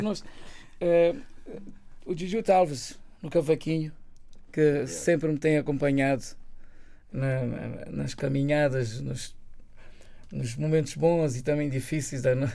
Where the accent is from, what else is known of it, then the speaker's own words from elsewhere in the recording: Ribeira da Barca, Santiago, Cape Verde; Eu sou da Ribeira da Barca, da Ilha de Santiago